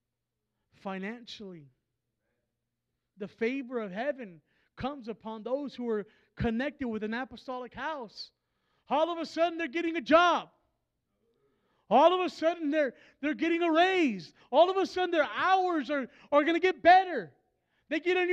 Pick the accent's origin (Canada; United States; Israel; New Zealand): United States; Texas; I'm from Texas